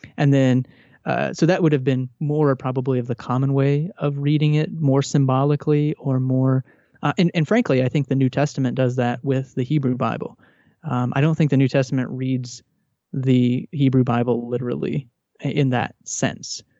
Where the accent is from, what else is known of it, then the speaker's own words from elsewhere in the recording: Texas, United States; I grew up in Texas in a Southern Baptist, uh, home